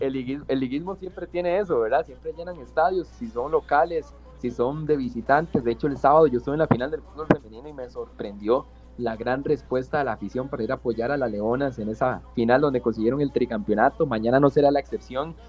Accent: Cartago, Costa Rica; yo que soy de Cartago

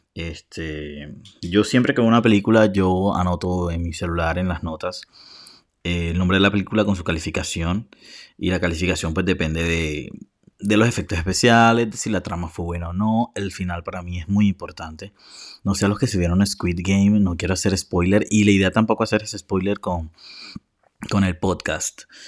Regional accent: Colombia; soy de Colombia, por cierto, que hablo demasiado rápido

